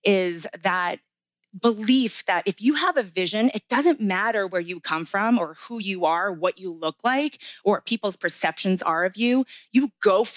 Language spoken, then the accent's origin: English; New Jersey, United States; I was born and raised in New Jersey and proud of it